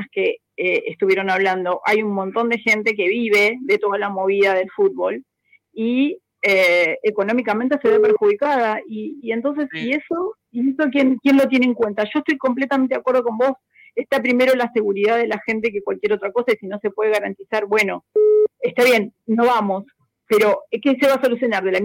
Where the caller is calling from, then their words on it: Buenos Aires, Argentina; Hola, ¿cómo estás, Ramiro? … de Villa Crespo.